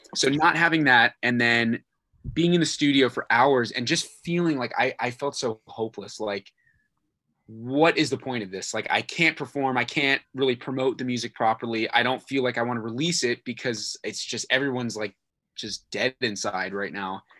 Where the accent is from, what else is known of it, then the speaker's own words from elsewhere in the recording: Virginia, United States; moved away as an adult; was in Virginia, my hometown